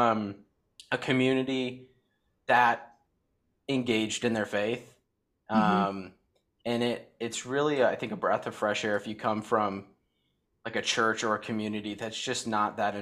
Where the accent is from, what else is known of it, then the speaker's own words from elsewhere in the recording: Batavia, Illinois, United States; we actually all grew up going to the same church, and where we grew up in Batavia, Illinois, so it's about 40 minutes west of Chicago